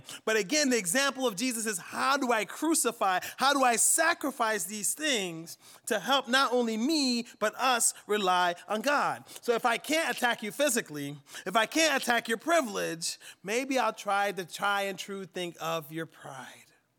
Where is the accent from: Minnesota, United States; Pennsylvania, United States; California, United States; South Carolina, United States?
Pennsylvania, United States; Central; We're from Central Pennsylvania